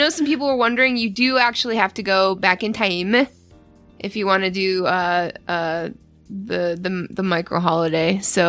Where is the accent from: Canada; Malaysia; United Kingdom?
Canada; I'm Canadian.